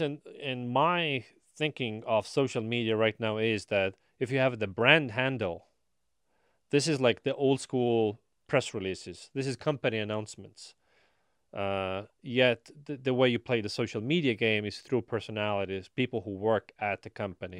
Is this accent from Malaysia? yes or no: no; Estonia; now in Austin, United States; I am from Estonia, so you know there's family there's friends